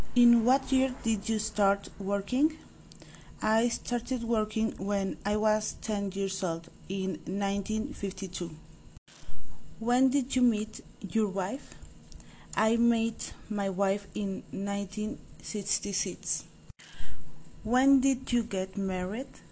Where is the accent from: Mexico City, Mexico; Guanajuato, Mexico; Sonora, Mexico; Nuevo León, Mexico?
Nuevo León, Mexico; Monterrey; moved away; I was born in Monterrey, Nuevo León.